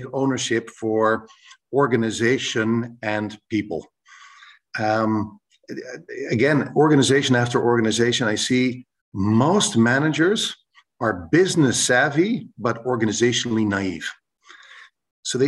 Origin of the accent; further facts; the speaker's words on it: Canada; first language English; moved away as an adult; now in Rotterdam, Netherlands; I'm a Canadian by origin who went abroad to study, and I'm still living in Rotterdam